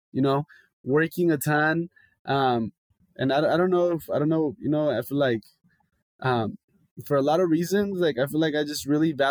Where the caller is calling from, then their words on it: Los Angeles, California, United States; I'm calling in from LA.